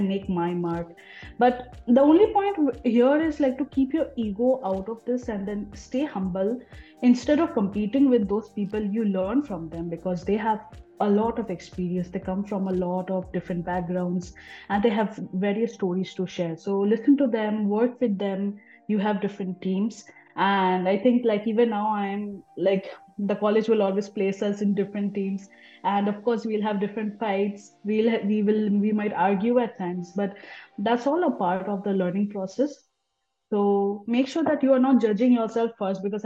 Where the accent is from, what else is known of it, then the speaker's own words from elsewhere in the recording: Kolkata, West Bengal, India; moved away as an adult; also born or lived in Shillong / Hong Kong; I come from Kolkata